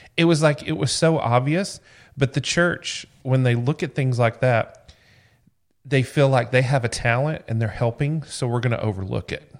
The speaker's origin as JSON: {"language": "English", "region": "Georgia", "country": "United States", "tie": "born or raised there", "said": "growing up in Georgia"}